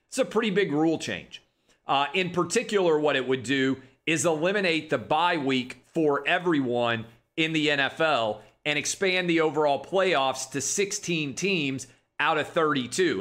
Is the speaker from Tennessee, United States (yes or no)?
yes; Nashville, Tennessee, United States; in my hometown of Nashville, Tennessee